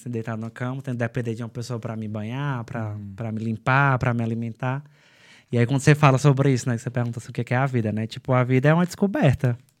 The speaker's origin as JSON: {"language": "Portuguese", "town": "São Benedito", "region": "Ceará", "country": "Brazil", "tie": "born or raised there", "also_born_or_lived": "Quixadá", "moved": "as an adult", "lives_now": "Ireland", "said": "São Benedito, que é a minha cidade"}